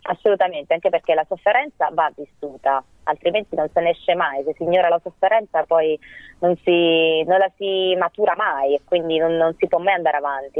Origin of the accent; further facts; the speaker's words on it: Matera, Basilicata, Italy; moved away as an adult; now in Rome, Italy; sono di Matera originaria